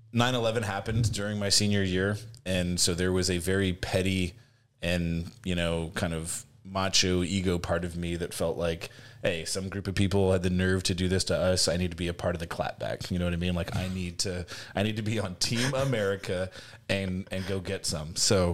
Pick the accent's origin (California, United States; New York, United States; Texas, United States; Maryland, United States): California, United States; Oakland; I grew up in Oakland, California, graduated high school in 2002.